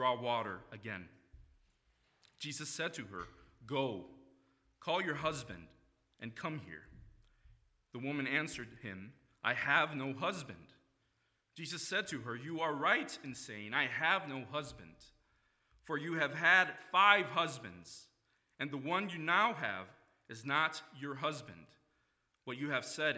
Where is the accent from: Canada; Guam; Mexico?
Mexico; moved away as an adult; now in Grand Rapids, United States; I am originally from Mexico. That's where I was born and lived for about half of my life.